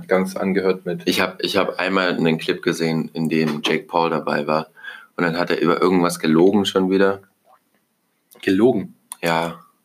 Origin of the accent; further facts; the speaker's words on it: Germany; als Deutscher